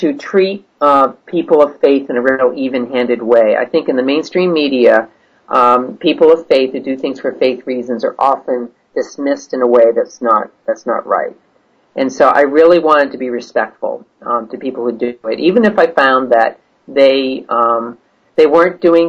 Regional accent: United States; as an American journalist

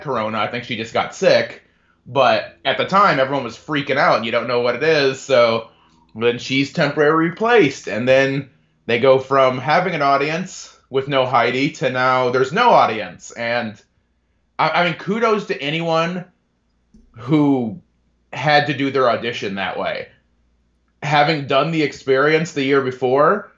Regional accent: DeMotte, Indiana, United States; also born or lived in Bedford, Indiana; I grew up in DeMott, Indiana, a little small town in the region

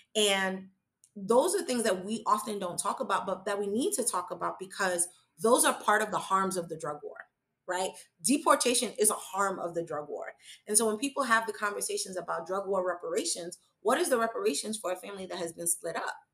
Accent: New York City, New York, United States; I am a New Yorker. I am from the borough of Manhattan. I was schooled here

